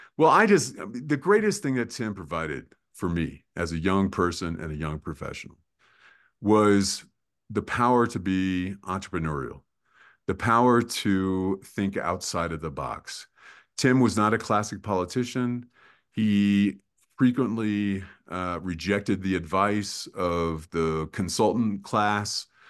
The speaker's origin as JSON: {"language": "English", "town": "McLean", "region": "Virginia", "country": "United States", "tie": "born or raised there", "said": "growing up in McLean, Virginia, in a family that was politically active"}